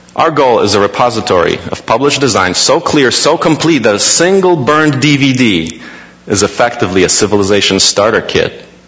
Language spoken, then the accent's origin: English; Poland; now in United States; I was born in Poland, now in the US.